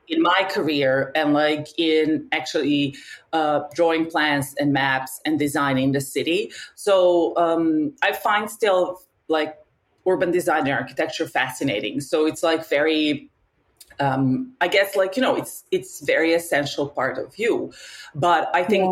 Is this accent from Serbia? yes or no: yes; Novi Sad, Vojvodina, Serbia; moved away as an adult; now in Paris, France; I am originally from Novi Sad in Serbia, and I've been living here for the last 12 years. Um, and yeah, I'm in Paris.